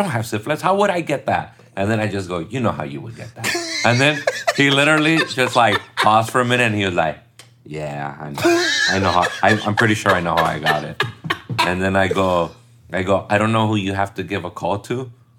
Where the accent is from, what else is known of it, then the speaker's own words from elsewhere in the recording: United States; first language Spanish; English is a second language; No, I was born here.